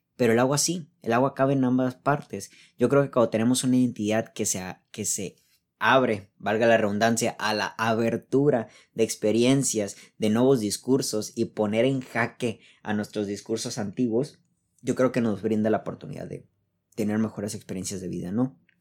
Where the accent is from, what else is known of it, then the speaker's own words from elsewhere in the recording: Mexico; soy, soy mexicano, así dice la geografía